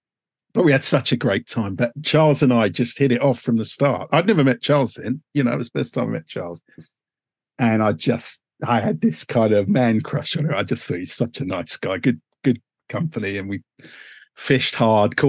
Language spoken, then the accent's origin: English; Uxbridge, London, United Kingdom; I was born in a humdrum little suburb called Uxbridge, which is about 10 miles north of Heathrow Airport.